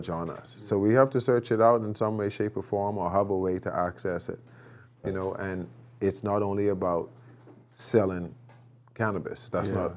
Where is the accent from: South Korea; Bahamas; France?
Bahamas; moved away; I'm from the Bahamas